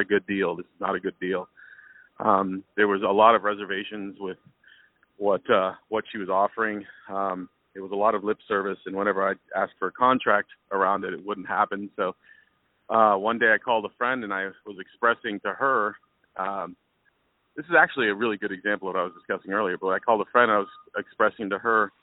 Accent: Texas, United States; moved away; I'm from Texas

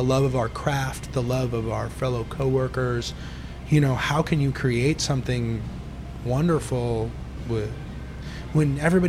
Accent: New York, United States; I sort of feel like, yeah, again, like you said, growing up in New York, a lot of anger in the restaurant business, right?

